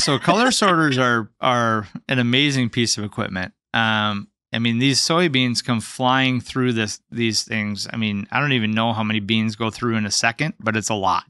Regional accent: North Dakota, United States; also born or lived in Seattle, Washington

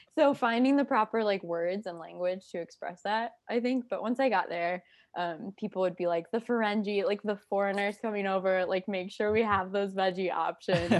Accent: Iowa, United States; I am from Iowa

